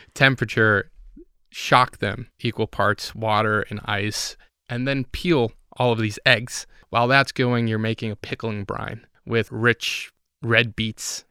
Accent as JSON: {"language": "English", "country": "Puerto Rico", "moved": "yes", "said": "I'm from Puerto Rico"}